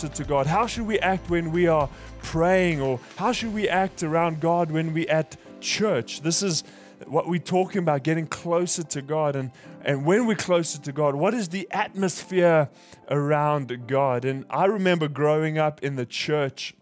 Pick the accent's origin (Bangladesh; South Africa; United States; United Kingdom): South Africa; moved away; I'm from South Africa